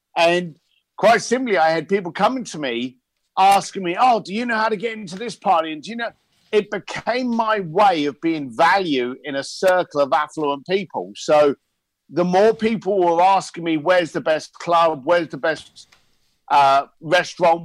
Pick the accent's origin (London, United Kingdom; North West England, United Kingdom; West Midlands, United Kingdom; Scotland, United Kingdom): London, United Kingdom; moved away as an adult; also born or lived in Hong Kong; I'm a, I'm a bricklayer from East London.